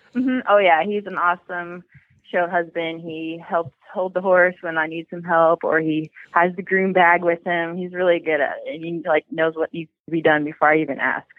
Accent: Georgia, United States; moved away as an adult; also born or lived in Washington State; now in Washington, United States; We're actually from Georgia, but right now we're in Washington

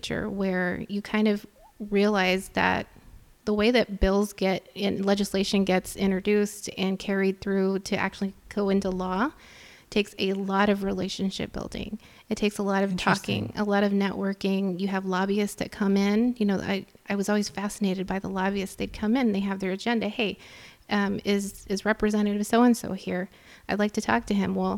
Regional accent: Texas, United States; moved away as an adult; now in Chicago, United States; growing up in Texas, growing up in a you know, Hispanic household

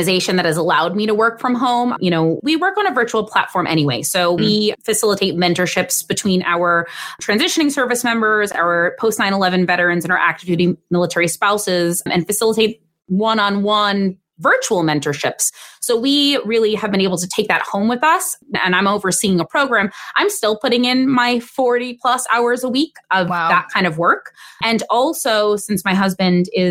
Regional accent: New York City, New York, United States; moved away as an adult; also born or lived in Long Island; We're both originally from New York City, and we returned to New York City after his service ended

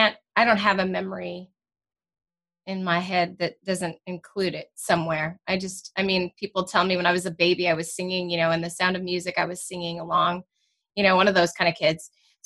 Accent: Danville, California, United States; also born or lived in Clayton; I grew up over in the Bay Area. So, you know, in different towns over.

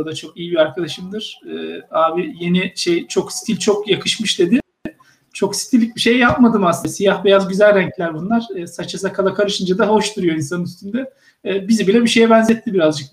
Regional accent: Samsun, Turkey

